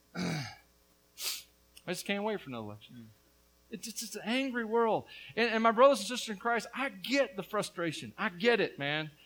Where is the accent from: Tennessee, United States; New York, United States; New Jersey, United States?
Tennessee, United States; But I'm from Tennessee